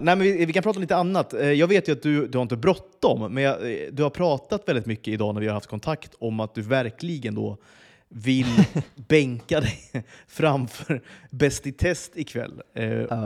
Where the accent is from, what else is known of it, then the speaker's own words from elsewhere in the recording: Flen, Södermanland, Sweden; moved away; jag växte upp i Flen, alltså i, mitt i Sörmland